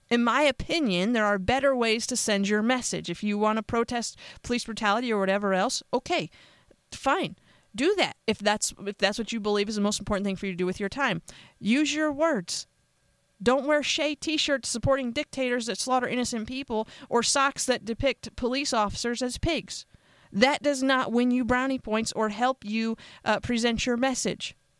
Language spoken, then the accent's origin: English; United States; I'm an American